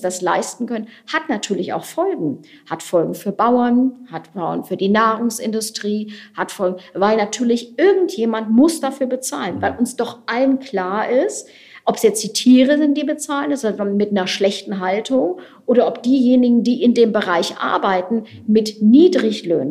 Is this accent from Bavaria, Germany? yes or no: no; Wuppertal, North Rhine-Westphalia, Germany; moved away; Ich habe auch ein paar Jahre mal im Kommunalparlament gesessen in meiner alten Heimatstadt